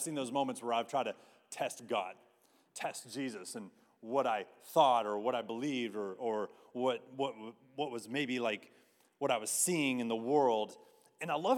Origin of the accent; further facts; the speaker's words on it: Texas, United States; as Texans, I don't know about you, but like, I'm pretty proud of my state. And as a Texan